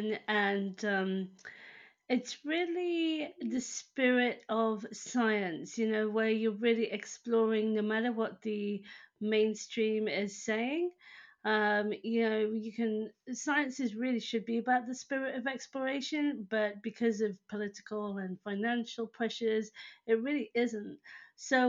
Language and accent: English; United Kingdom; I'm over in the UK, which is where I have lived all my life, in fact. So I'm British.